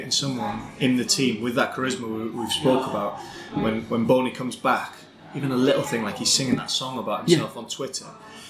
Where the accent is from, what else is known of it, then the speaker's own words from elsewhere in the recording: North Wales, United Kingdom; I'm a Welsh boy from North Wales.